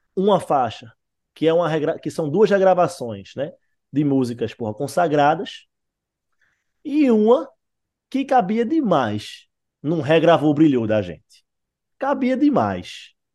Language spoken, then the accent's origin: Portuguese; Recife, Pernambuco, Brazil; eu e Wagner somos do Recife